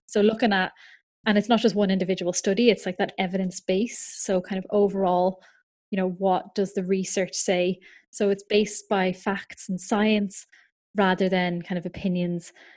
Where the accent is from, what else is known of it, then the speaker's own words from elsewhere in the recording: Ireland; now in United Kingdom; I'm from Ireland, um, so I'm registered in Ireland as well as in the U K. I currently live over in the U K